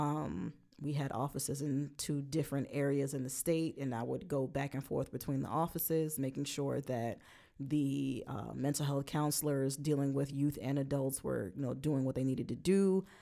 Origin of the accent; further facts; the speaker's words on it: Brooklyn, New York, United States; moved away; we're both from Brooklyn